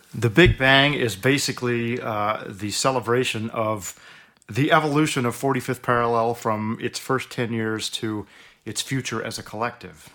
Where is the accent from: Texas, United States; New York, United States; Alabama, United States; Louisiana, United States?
Texas, United States; Houston; now in Oregon, United States; growing up in Houston, I had a tremendous presence of music in my public schools.